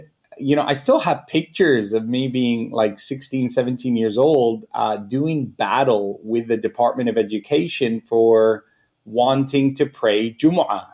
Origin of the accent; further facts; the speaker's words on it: Canada; I'm Canadian. I wouldn't say I'm Egyptian. I'm Canadian